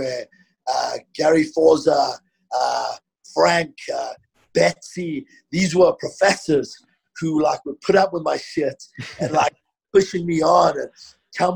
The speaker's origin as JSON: {"language": "English", "town": "Johannesburg", "region": "Gauteng", "country": "South Africa", "tie": "born or raised there", "also_born_or_lived": "London", "moved": "as an adult", "lives_now": "Denver, United States", "said": "I grew up in South Africa"}